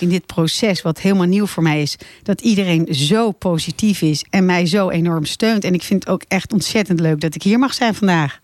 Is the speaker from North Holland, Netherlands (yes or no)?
yes; Laren, North Holland, Netherlands; now in Blaricum, Netherlands; ik kom eigenlijk oorspronkelijk uit Laren. Oh, dus ik ben een beetje een Larense die nu in Blaricum woont